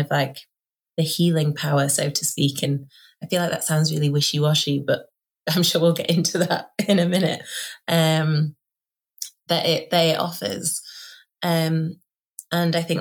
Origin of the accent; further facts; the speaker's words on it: Doncaster, Yorkshire and the Humber, United Kingdom; accent: northern; now in Sheffield, United Kingdom; I am born and raised in Doncaster, which is a really working class ex-industrial town in South Yorkshire